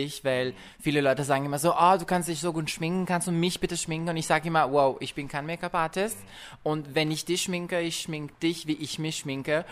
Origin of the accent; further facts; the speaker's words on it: France; ich komme aus Frankreich